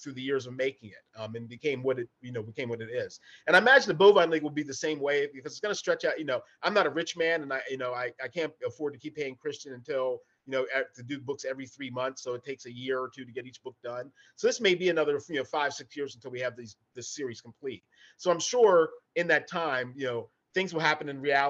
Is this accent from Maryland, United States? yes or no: yes; Hagerstown, Maryland, United States; moved away; also born or lived in Baltimore, Maryland; I grew up in Western Maryland, up in Hagerstown area there, along the Pennsylvania border.